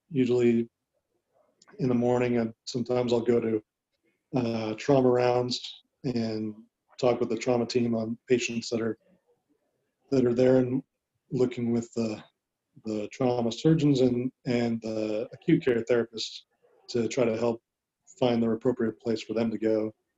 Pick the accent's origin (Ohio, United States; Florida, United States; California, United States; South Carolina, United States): California, United States; Southern; moved away as an adult; also born or lived in Huntington Beach, California / Dallas, Texas; I'm from Southern California. I went to high school in Huntington Beach